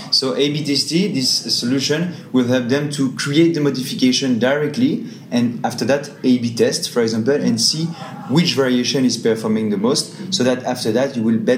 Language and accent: English; Australia; and we want to support them from Singapore because obviously I'm from Australia.